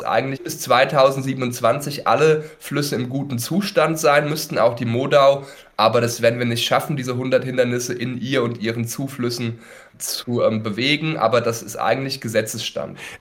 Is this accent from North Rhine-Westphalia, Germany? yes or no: no; Mühltal, Hesse, Germany; Ich bin in Mühltal aufgewachsen